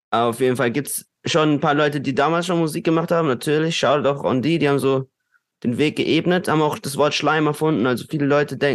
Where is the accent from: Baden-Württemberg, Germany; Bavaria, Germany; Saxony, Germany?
Baden-Württemberg, Germany; Durlach; Und ich denke mir so, Bro, ich bin aus Durlach. So, auf den. Karlsruhe wäre nicht da ohne Durlach.